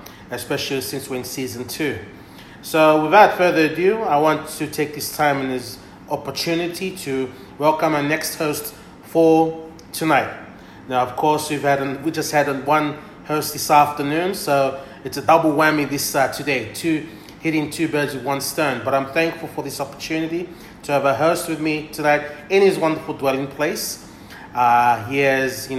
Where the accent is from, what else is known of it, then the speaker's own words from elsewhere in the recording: Tailevu, Central Division, Fiji; me being from Tailevu